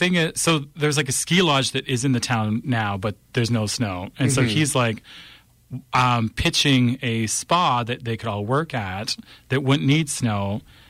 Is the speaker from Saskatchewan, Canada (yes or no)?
yes; Fillmore, Saskatchewan, Canada; I'm from Fillmore, Saskatchewan.